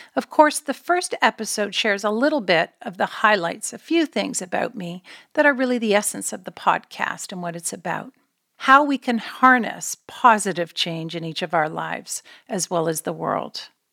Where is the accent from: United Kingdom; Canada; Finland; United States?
Canada; moved away; we're Canadian born